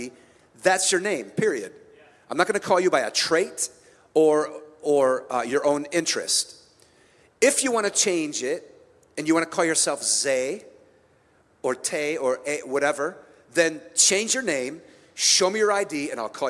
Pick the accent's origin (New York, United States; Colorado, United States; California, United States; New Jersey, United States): California, United States; San Francisco; now in Minneapolis, United States; I was born in San Francisco